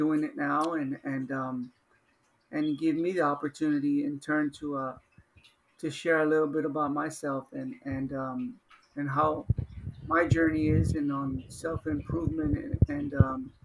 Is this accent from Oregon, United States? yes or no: no; Los Angeles, California, United States; I grew up in South Central Los Angeles